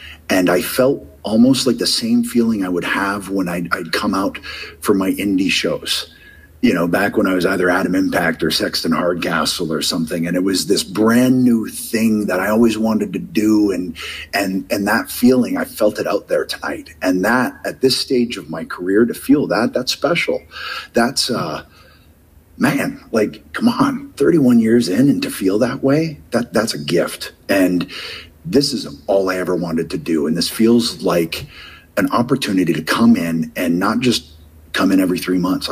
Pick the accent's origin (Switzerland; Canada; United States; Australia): Canada; Southern Ontario; I'm a kid from Southern Ontario